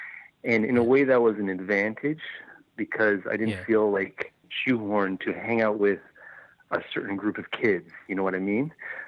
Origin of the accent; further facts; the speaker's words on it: Vancouver, British Columbia, Canada; Definitely. Churchill was probably at least 80% Chinese, not even just Asian.